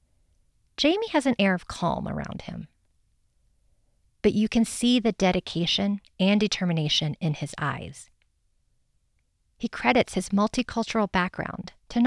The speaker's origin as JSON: {"language": "English", "region": "Indiana", "country": "United States", "tie": "born or raised there", "moved": "as an adult", "lives_now": "Colorado, United States", "said": "I grew up in a rural part of Indiana, surrounded by farmland and forest"}